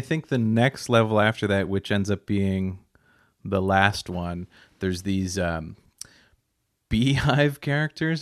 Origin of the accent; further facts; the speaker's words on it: Nova Scotia, Canada; growing up in Nova Scotia